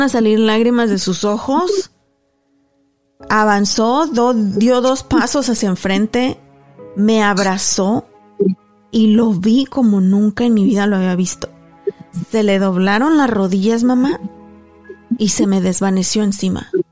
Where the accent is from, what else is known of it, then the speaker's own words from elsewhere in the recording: Mexico; moved away as an adult; Cuando llegué a Paso el Alto, de donde somos originarios